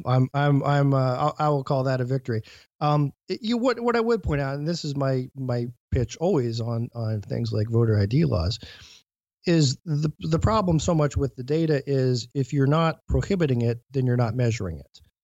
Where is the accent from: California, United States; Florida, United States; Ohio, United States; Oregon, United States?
Ohio, United States; Mahoning County; also born or lived in Cuyahoga County, Ohio; I had registered in my hometown, um, you know, through our government class